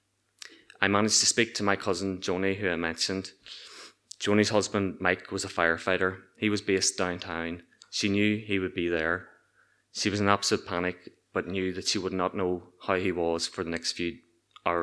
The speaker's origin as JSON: {"language": "English", "country": "Ireland", "also_born_or_lived": "Newark", "moved": "as an adult", "said": "we were commonly known as the Irish kids"}